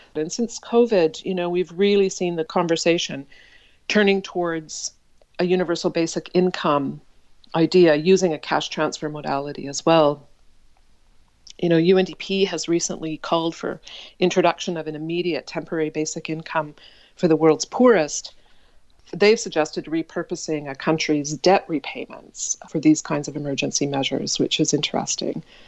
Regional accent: Saskatoon, Saskatchewan, Canada; I was born in Saskatoon, Saskatchewan, which is midwest of Canada, into a Baha'i family

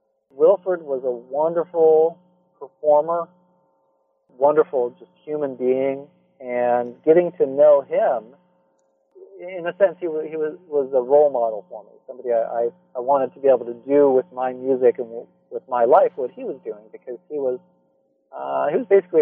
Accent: Santa Cruz, California, United States; In fact, I mentioned that I grew up in Santa Cruz primarily, which is known for a hippie culture.

